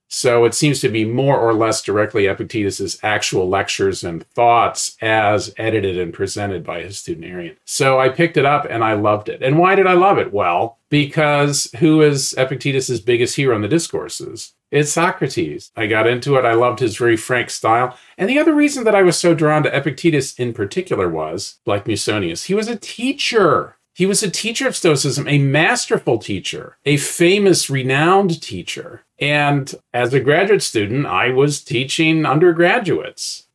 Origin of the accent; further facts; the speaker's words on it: West Lafayette, Indiana, United States; moved away as an adult; now in Omaha, United States; I grew up in West Lafayette, Indiana